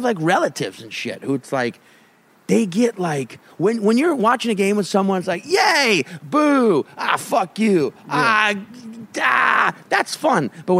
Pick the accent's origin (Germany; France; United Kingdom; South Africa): South Africa; Cape Town, Western Cape; also born or lived in Australia; Well, I'm from Australia originally, but I grew up in Cape Town.